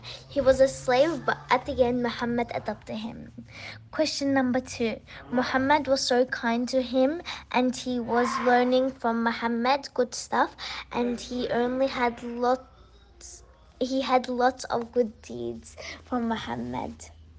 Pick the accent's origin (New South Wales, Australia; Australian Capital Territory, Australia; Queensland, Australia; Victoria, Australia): Victoria, Australia; Melbourne; I'm 10 years old. I come from Melbourne, Victoria.